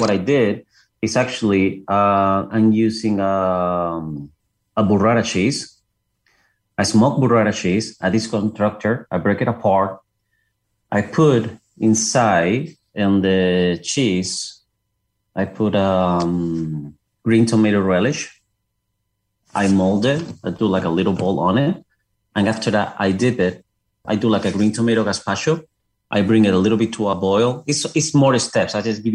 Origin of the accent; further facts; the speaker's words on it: Seville, Andalusia, Spain; English is a second language; moved away as an adult; also born or lived in Paris, France; now in Cartersville, United States; I'm originally from South Spain, from Seville. That's my own city.